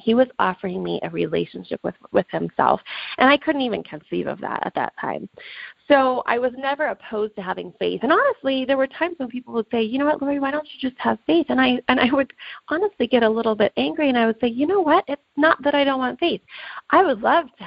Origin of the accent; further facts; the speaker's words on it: Reno, Nevada, United States; I'm from Reno, Nevada.